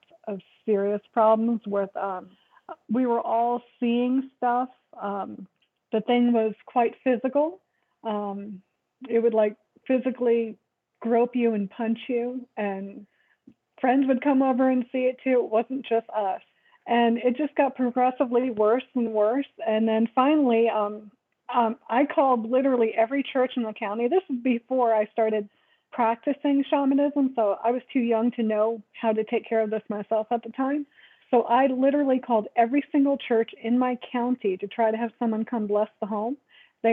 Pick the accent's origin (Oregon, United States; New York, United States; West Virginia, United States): New York, United States; also born or lived in Florida / Alaska; now in Arizona, United States; I'm originally from New York. I've lived in Florida and Alaska and Arizona. Currently in Arizona